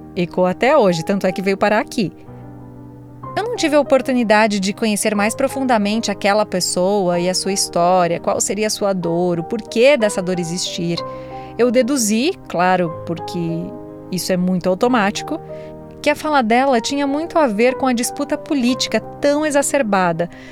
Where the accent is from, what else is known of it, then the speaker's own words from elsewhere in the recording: South Region, Brazil; moved away as an adult; now in São Paulo, Brazil; minha cidade natal, que tem lá seus 14 mil habitantes